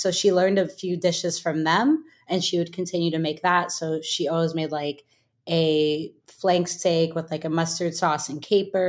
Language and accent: English; the Bay Area, California, United States; I grew up in the Bay, and there was a cooking camp. It was like in some house in Berkeley.